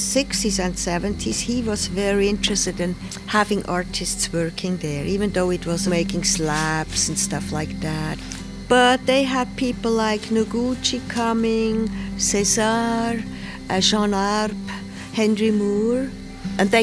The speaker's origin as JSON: {"language": "English", "country": "Switzerland", "also_born_or_lived": "United States / Pietrasanta, Italy", "moved": "as an adult", "said": "I'm from Switzerland. But then I left for the United States when I was 28"}